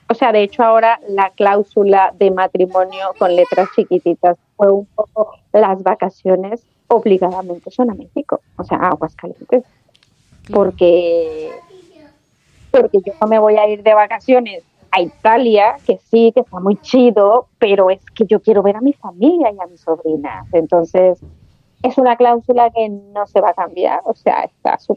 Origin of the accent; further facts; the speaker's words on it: Chile; moved away as an adult; now in Spain; yo me vine de Chile a España y me traje mi trabajo de Chile